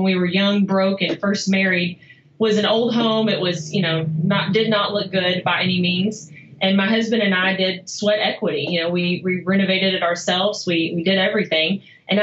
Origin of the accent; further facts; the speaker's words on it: Kaufman, Texas, United States; accent: Texas; now in Dallas, United States; I grew up in Kaufman, a small town of, 7,000 people